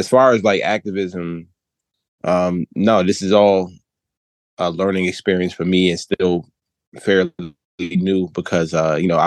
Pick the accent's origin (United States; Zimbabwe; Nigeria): United States; New Jersey; I'm actually from New Jersey, where I currently reside. I'm born and raised, a single parent home